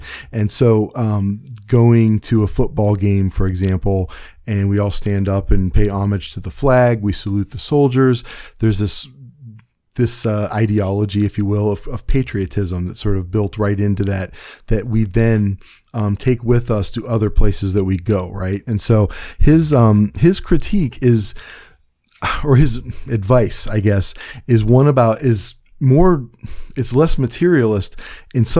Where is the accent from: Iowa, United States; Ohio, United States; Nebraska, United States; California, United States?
Ohio, United States; Cleveland; I'm from Cleveland and I mispronounce everything. We have the worst accent in the world